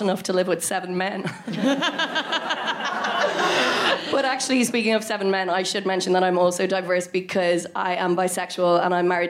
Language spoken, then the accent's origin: English; Ireland; I'm Irish. I don't know if that's come up yet. And that does technically make me diverse in this country